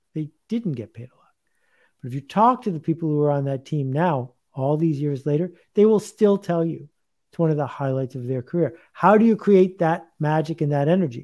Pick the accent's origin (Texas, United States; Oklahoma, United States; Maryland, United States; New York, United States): New York, United States; Buffalo; I grew up in Buffalo, badly playing ice hockey.